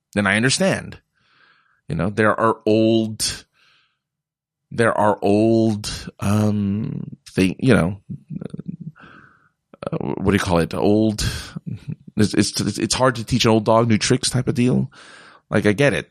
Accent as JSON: {"language": "English", "region": "California", "country": "United States", "said": "I come from California"}